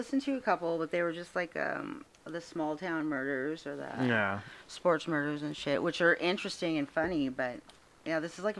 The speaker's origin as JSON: {"language": "English", "town": "Seattle", "region": "Washington", "country": "United States", "tie": "born or raised there", "also_born_or_lived": "California", "moved": "yes", "lives_now": "Canada", "said": "I was raised in Seattle, moved to California, moved to Canada, and I got stuck here."}